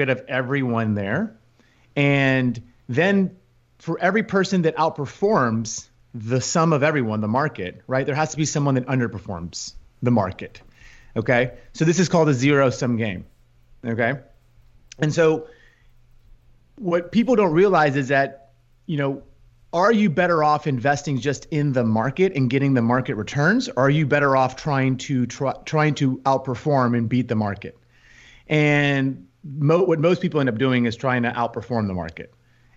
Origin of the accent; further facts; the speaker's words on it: Houston, Texas, United States; also born or lived in Madrid; I grew up in Houston, spent my entire life, professional life, in the financial markets